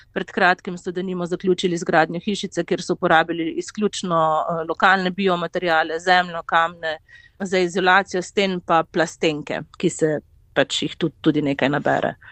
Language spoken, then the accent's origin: Slovenian; Slovenia; sem pač iz Slovenije